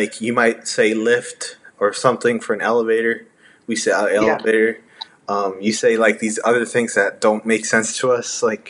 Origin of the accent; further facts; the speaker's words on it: Texas, United States; I say y'all because I'm from Texas.